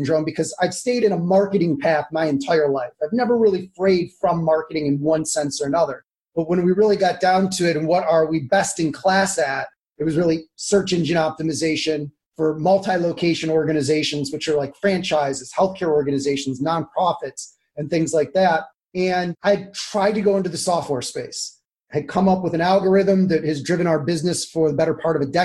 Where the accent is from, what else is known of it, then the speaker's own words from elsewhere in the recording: Cleveland, Ohio, United States; also born or lived in San Diego / Washington, D.C.; now in Jackson Township, United States; I grew up in Cleveland, but I left when I was 17